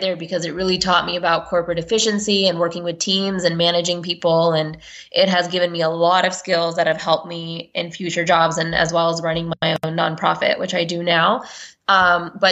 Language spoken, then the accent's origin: English; Houston, Texas, United States; I grew up in the Houston, Texas area